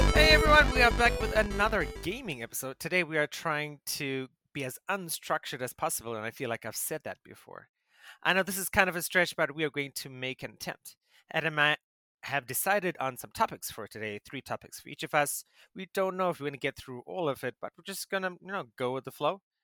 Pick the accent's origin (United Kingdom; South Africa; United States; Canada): South Africa; as a South African